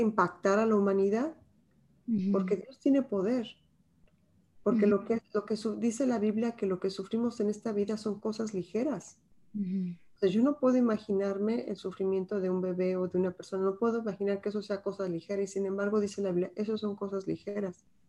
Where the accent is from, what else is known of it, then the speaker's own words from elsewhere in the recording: Mexico; como mexicanas, pues bien orgullosas